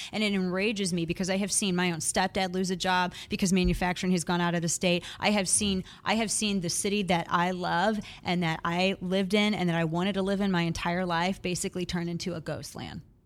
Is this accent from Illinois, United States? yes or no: no; Missouri, United States; My, my home state is Missouri.